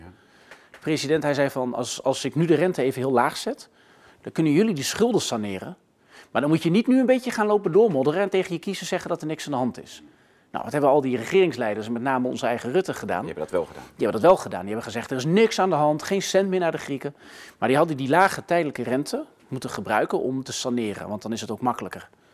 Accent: Gelderland, Netherlands; moved away; ik ben in Gelderland geboren. Dus wel op platteland. Dus ik ben eigenlijk een zoon van het platteland

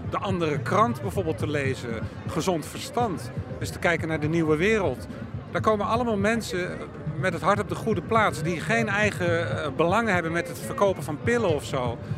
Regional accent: Antwerp province, Flanders, Belgium; ik ben van België, van de provincie Antwerpen, eh, in het Brabant.

